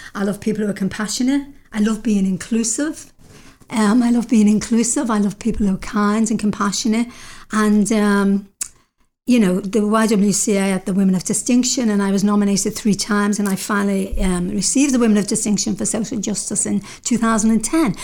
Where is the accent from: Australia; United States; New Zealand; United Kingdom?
United Kingdom; now in Canada; being a Brit